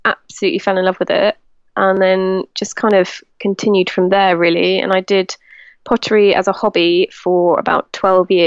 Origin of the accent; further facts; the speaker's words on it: Devon, South West England, United Kingdom; now in Somerset, United Kingdom; I was actually born in Devon